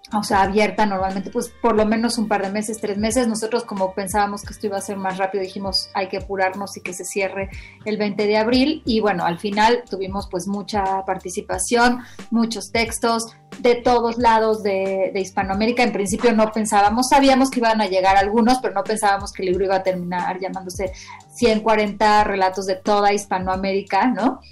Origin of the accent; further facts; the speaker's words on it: Mexico; éramos mexicanos